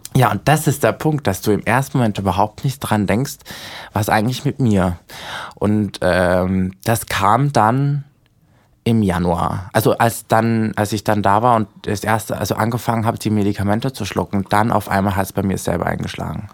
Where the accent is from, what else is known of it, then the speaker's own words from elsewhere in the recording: Austria; now in Berlin, Germany; ich komme ja eigentlich aus Österreich